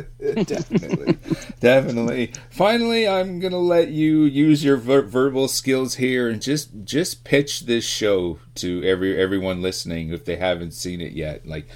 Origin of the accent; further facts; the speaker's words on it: Winnipeg, Manitoba, Canada; I hail from Winnipeg.